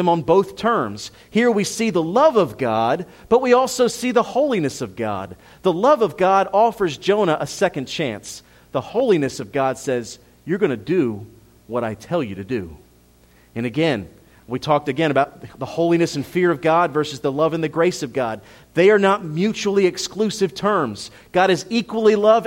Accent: Philadelphia, Pennsylvania, United States; moved away; I'm Italian. I'm from Philadelphia.

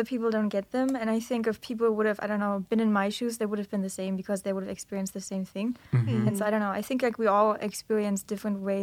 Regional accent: Germany; moved away as an adult; now in Hawaii, United States; I'm from Germany.

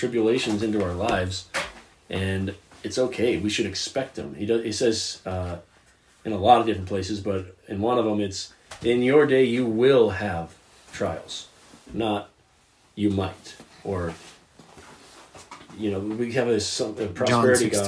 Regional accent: United States

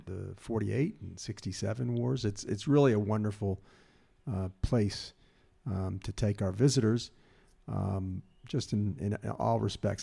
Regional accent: Memphis, Tennessee, United States; moved away as an adult; now in Israel; I'm from Memphis, and Memphis, we have the Mississippi River

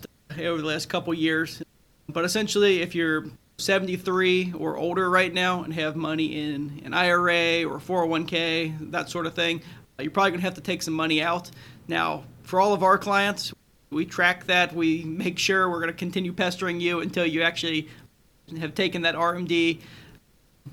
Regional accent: Florence, Kentucky, United States; also born or lived in Corbin, Kentucky; I grew up in Northern Kentucky, up in Florence

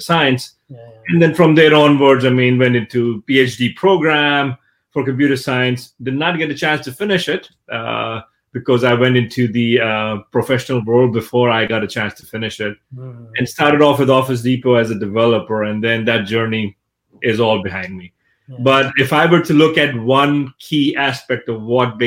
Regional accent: Pakistan; I come from Pakistan, so I was born and brought up in Pakistan

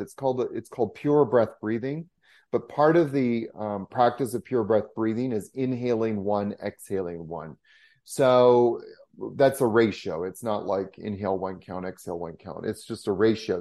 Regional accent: Canada; being a Canadian

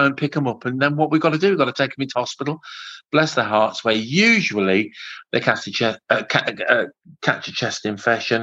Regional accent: Coventry, West Midlands, United Kingdom; I'm from Coventry in the West Midlands.

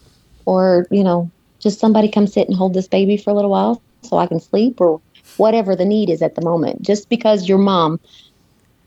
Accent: Kentucky, United States; also born or lived in Indiana; I was born in Indiana, but I have lived in Kentucky since I was 2 years old

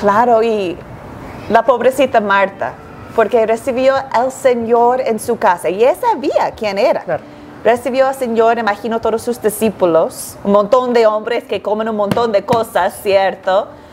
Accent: Antigua & Barbuda; also born or lived in United States / Chile; now in Quito, Ecuador; nací y crecí en la isla de Antigua y Barbuda, entonces soy una mujer del Caribe

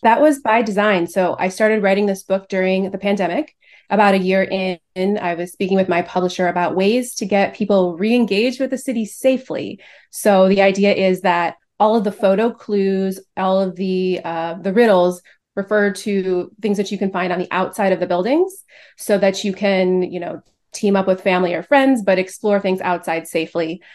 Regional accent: Cleveland, Ohio, United States; moved away as an adult; now in Chicago, United States; So I grew up in Cleveland. I'm not a Chicago native

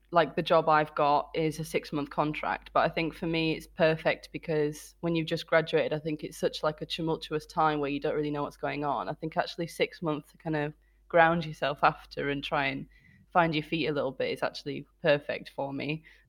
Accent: Bradford, Yorkshire and the Humber, United Kingdom; moved away as an adult; now in Edinburgh, United Kingdom; I'm from Bradford, and I recently graduated in German and History from Edinburgh University

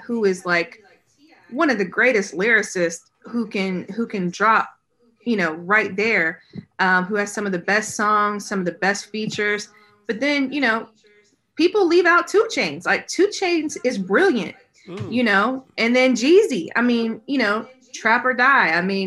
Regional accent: Atlanta, Georgia, United States; I'm from here. Long story short, born and raised

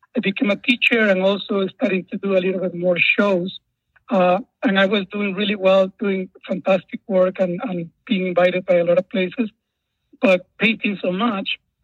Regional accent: Guatemala; moved away; as a child, I grew up in Guatemala during the Civil War

